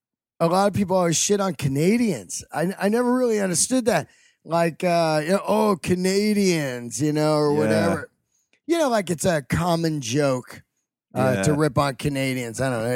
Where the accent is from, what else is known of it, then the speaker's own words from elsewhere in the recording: the Bay Area, California, United States; also born or lived in Yosemite; I grew up in the Bay Area, ate barbecue in Oakland all my life at a place called Flint's. Off of Shattuck Street, I believe, 48th and Shattuck.